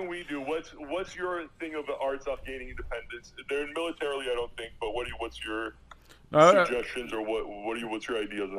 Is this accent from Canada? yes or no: no; Arizona, United States; I grew up in Arizona